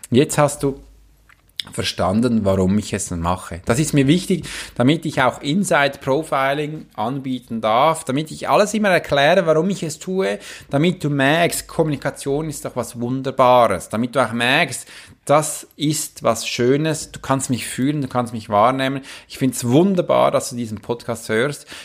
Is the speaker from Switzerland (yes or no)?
yes; Switzerland; ich kann auch als Schweizer Soldat in einem Kämpfengebiet stehen, das geht auch.